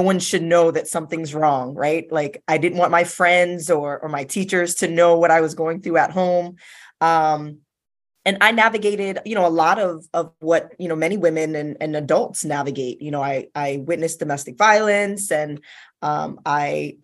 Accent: South Florida, United States; I was born and raised in South Florida.

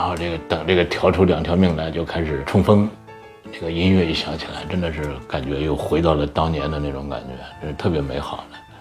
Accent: Hebei, China; 我是河北的考生

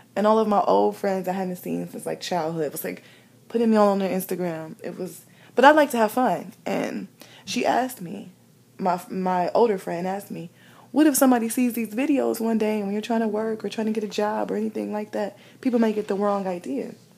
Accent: Midwest, United States; growing up in the Midwest

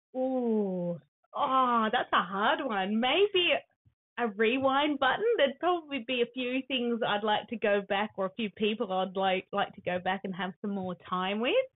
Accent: Sydney, New South Wales, Australia; now in Laurieton, Australia; I was born in Sydney

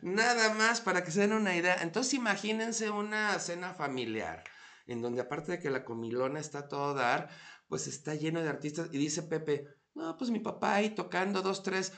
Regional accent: León, Guanajuato, Mexico; now in Mexico City, Mexico; yo soy de León

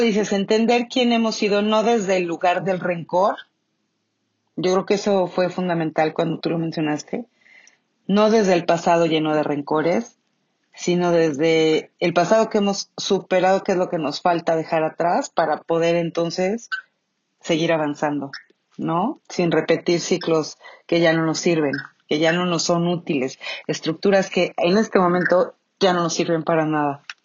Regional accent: Mexico; el 15 de septiembre todos gritamos viva México y tomamos tequila

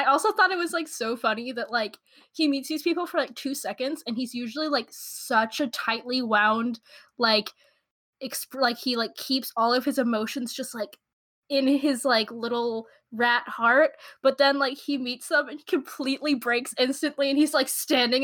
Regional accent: United States; I'm so American.

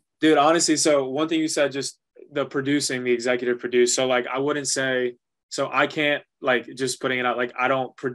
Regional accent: New York, United States; first language Spanish; English is a second language; Growing up in New York, like I loved it and I never got rid of it

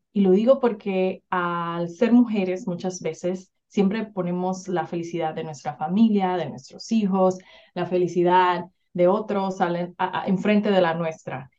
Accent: Dominican Republic; moved away as an adult; now in United States; Soy originalmente de República Dominicana, que es una isla en el Caribe, pero siento que cada vez que digo que soy de República Dominicana, todo el mundo piensa que la playa y que, ¿verdad? Y que el super ambiente, pero la verdad es que no, mi, mi niñez fue una niñez bien, bien difícil y actually crecí allá

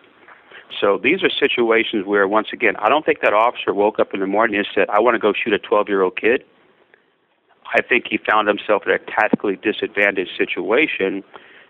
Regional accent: Florida, United States; I grew up in Florida

